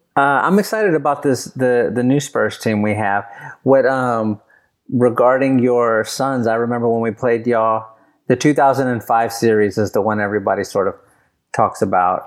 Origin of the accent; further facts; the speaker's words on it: San Antonio, Texas, United States; I grew up in San Antonio